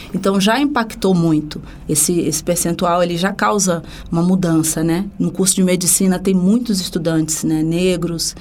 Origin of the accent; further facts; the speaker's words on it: Rio de Janeiro, Brazil; sou do Rio de Janeiro, de um bairro chamado Coqueiros